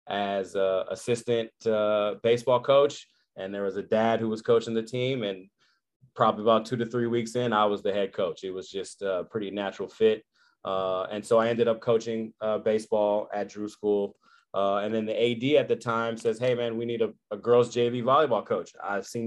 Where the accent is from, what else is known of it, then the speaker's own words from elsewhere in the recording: Berkeley, California, United States; born and raised in Berkeley, California